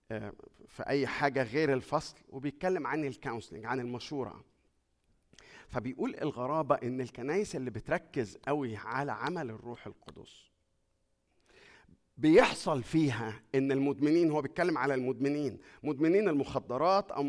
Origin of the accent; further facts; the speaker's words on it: Egypt; moved away; اول ما جينا من مصر بعد ما جينا يعني بشويه صغيرين كده مراتي راحت تذاكر